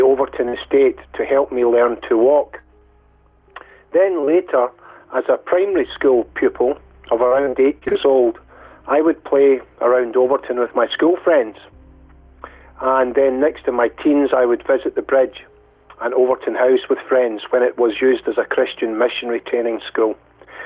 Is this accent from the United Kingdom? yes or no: yes; Dumbarton, Scotland, United Kingdom; also born or lived in Glasgow, Scotland; I was born in Glasgow, Scotland. As a child, right up until my 20s, I lived in Dumbarton, which is a town in the west of Scotland